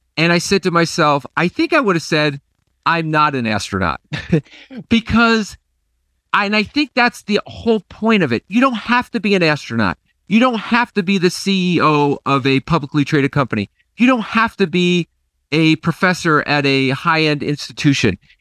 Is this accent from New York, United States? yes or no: yes; Nassau, New York, United States; my hometown is Nassau, New York